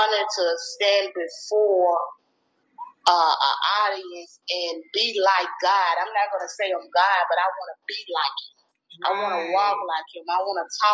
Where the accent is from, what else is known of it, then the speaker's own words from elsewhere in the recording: Greenwood, United States; also born or lived in Atlanta, Georgia; So I moved back to Greenwood when I was about 2 months old